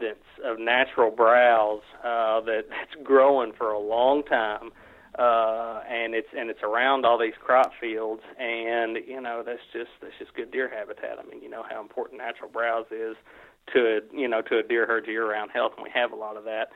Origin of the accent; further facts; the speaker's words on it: Caldwell County, Kentucky, United States; also born or lived in Calloway County, Kentucky; the farm that I grew up hunting in Caldwell County, Kentucky